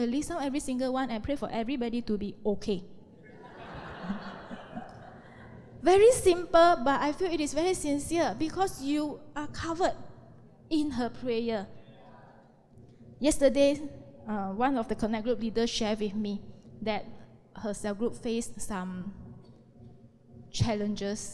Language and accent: English; Malaysia; We are Malaysian.